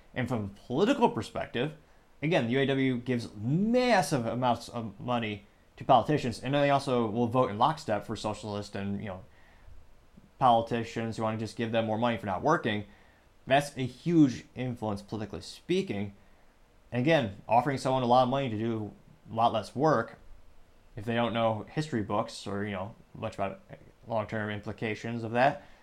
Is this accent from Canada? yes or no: no; Michigan, United States; we're from the Michigan area